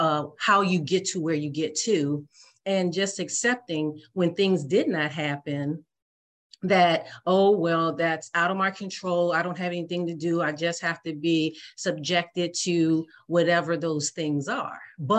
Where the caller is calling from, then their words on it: Washington, District of Columbia, United States; I am calling from the United States, in particular, the Washington, D.C. Area.